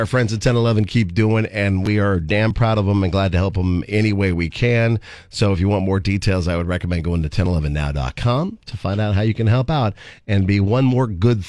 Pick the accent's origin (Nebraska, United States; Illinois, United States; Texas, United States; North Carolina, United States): Nebraska, United States; Aurora or Crete; Aurora, my hometown